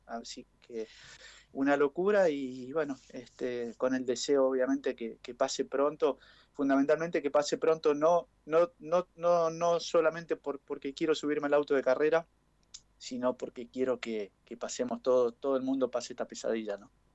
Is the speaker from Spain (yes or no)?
no; Chaco, Argentina; moved away as an adult; also born or lived in Buenos Aires; now in Pilar, Argentina; Todos saben que soy chaqueño.